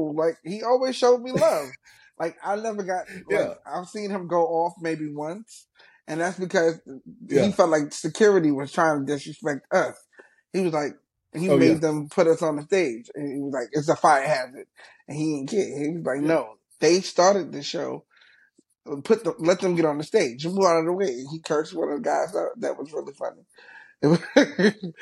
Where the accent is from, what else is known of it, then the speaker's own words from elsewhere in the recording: New York City, New York, United States; I'm from Brooklyn